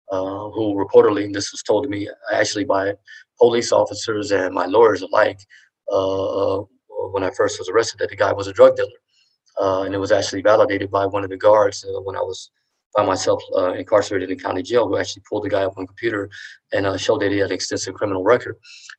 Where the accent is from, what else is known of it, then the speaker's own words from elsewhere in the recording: Ohio, United States; also born or lived in Colorado Springs; now in Colorado, United States; I'm originally from Ohio, but my father lived in Colorado Springs at the time, where I actually had lived some years before I went to high school in Colorado Springs.